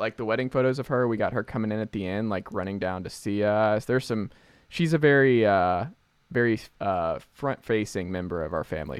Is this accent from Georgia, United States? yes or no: yes; Atlanta, Georgia, United States; the first thing I caught actually as a kid growing up in Atlanta was a snapping turtle.